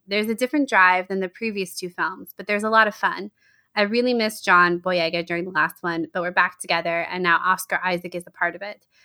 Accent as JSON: {"language": "English", "region": "Georgia", "country": "United States", "tie": "born or raised there", "said": "Charlotte and I grew up in Georgia."}